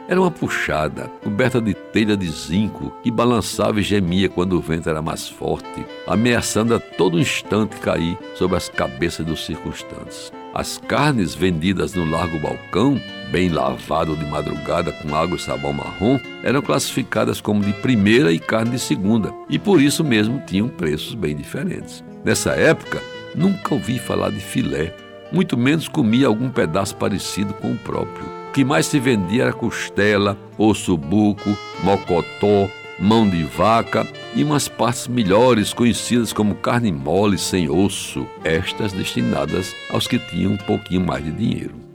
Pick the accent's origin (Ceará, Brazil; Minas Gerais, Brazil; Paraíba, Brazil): Paraíba, Brazil; João Pessoa; cresci em Jaguaribe